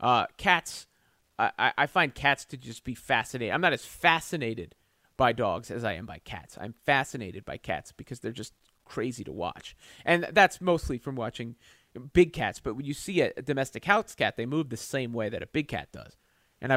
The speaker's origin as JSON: {"language": "English", "region": "Southern Maryland", "country": "United States", "tie": "born or raised there", "said": "I grew up in Southern Maryland"}